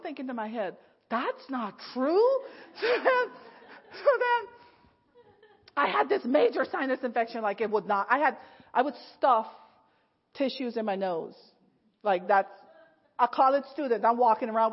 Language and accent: English; Guyana; moved away as an adult; now in United States; I was from Ghana instead of Guyana